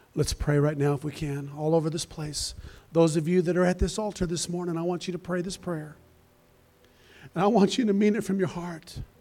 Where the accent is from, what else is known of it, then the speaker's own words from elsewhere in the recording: Colorado, United States; I'm from Colorado